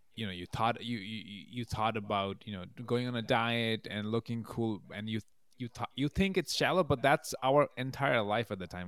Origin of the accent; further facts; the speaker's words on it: Bangladesh; moved away as an adult; also born or lived in Massachusetts / Albany, New York; now in New York, United States; I was born and raised in Bangladesh, and then I moved here for college when I was eighteen